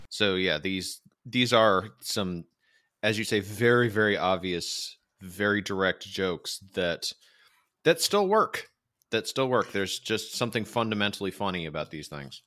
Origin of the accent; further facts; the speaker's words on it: United States; I am American